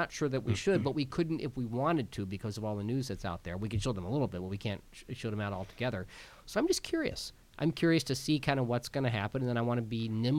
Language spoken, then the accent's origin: English; Kansas, United States; I'm from Kansas